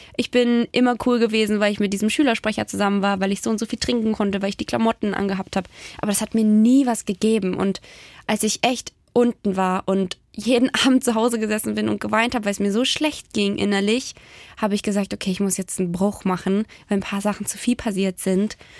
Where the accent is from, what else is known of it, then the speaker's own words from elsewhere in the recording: near Ravensburg, Baden-Württemberg, Germany; moved away as an adult; also born or lived in Stuttgart; now in Magdeburg, Germany; Ich komme aus Baden-Württemberg. Ich bin in der Nähe von Ravensburg, da wo die Spiele herkommen, mhm. groß geworden